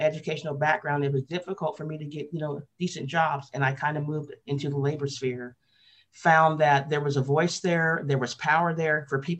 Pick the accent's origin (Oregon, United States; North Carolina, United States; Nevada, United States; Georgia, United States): Oregon, United States; Portland; I grew up in Portland, Oregon, born in the 50s, grew up in Portland in the 60s, 70s